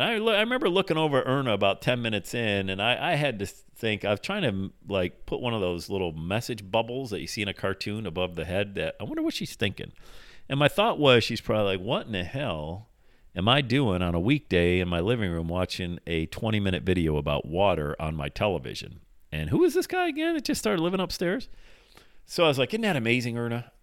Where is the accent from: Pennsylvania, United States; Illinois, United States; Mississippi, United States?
Pennsylvania, United States; Bradford; moved away as an adult; also born or lived in Buffalo, New York; My hometown's Bradford, PA, 80 miles south of there